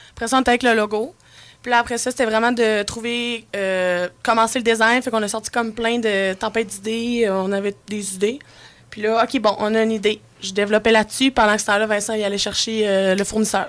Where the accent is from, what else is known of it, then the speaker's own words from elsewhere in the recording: Charlevoix, Quebec, Canada; On vient de Charlevoix, puis Charlevoix, c'est nature 100%